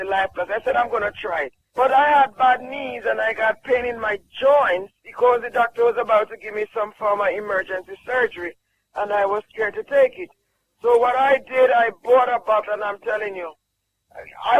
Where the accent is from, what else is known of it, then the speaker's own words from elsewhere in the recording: Jamaica; I'm from Jamaica.